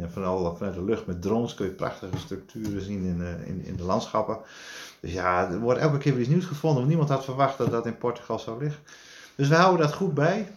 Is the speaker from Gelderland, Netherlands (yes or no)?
no; Drenthe, Netherlands; ik kom uit Drenthe, dus ik ben opgegroeid met hunebedden